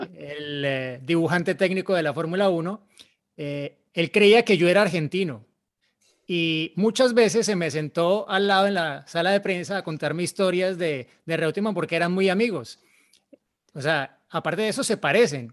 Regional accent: Colombia; yo soy colombiano

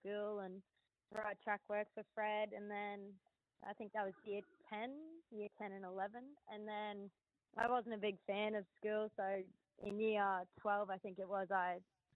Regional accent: Rockhampton, Queensland, Australia; I'm from Rockhampton. I'm born and bred there

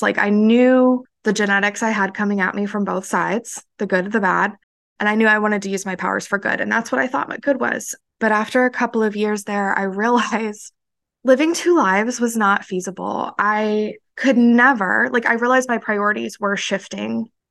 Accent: central Florida, United States; moved away; growing up in central Florida, Redneck Ville, teen pregnancy capital

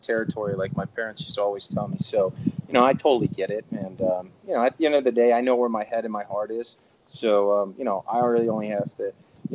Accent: Cleveland, Ohio, United States; moved away as an adult; also born or lived in Atlanta, Georgia; back in my hometown in Cleveland at St. Ignatius.

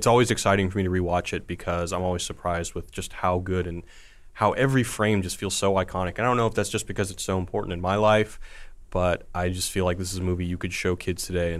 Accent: Sugar Land, Texas, United States; I'm from Houston, Sugarland area.

